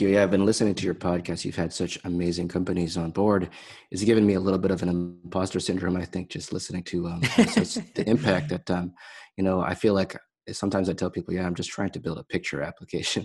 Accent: Bay Area, California, United States; also born or lived in Saint Louis; I grew up in California, here in the Bay Area

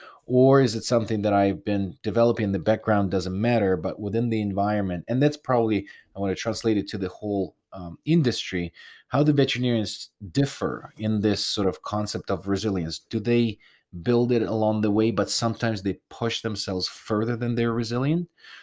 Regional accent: Ukraine; I'm coming from the tough background. I'm from Ukraine.

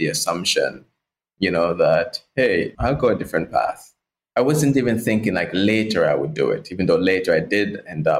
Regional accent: Portland, Jamaica; I grew up in Jamaica, in the islands, and rural Jamaica, a parish called Portland.

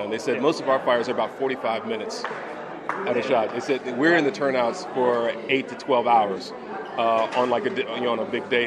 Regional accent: Hollywood, California, United States; You know, I'm from Hollywood. We, we do make believe.

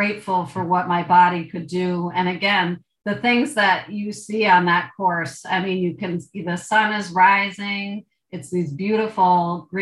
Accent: Vermont, United States; I'm from Vermont.

